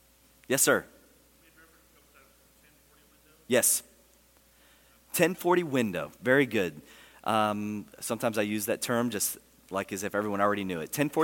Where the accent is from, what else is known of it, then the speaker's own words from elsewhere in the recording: United States; they find out I'm an American.